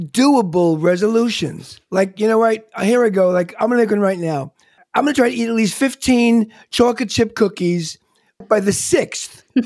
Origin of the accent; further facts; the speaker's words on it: Long Island, New York, United States; Growing up in Long Island, you know, I grew up in the day when everyone wanted the cover bands and the tribute bands